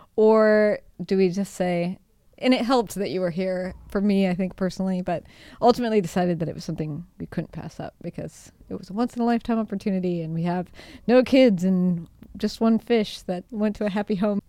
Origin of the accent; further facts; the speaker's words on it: Seattle, Washington, United States; moved away as an adult; now in Italy; I'm from Seattle